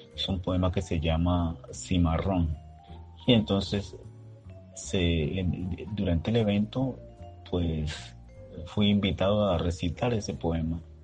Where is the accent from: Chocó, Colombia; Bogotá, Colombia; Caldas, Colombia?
Chocó, Colombia; moved away; also born or lived in Bogotá; Soy chocuano y educador.